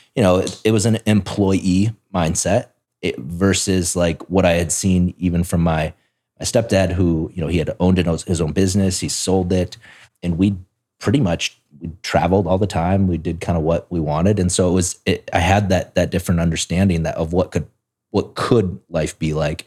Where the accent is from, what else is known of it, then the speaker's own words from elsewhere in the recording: South Dakota, United States; moved away; I grew up in South Dakota, which is a state